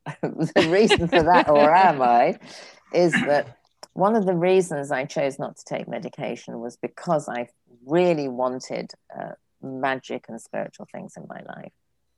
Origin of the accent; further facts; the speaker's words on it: England, United Kingdom; now in California, United States; John used to say I was born a Frenchman, but I had the misfortune to be brought up as an Englishman. And I say I was born a Californian, but I didn't know till I got here.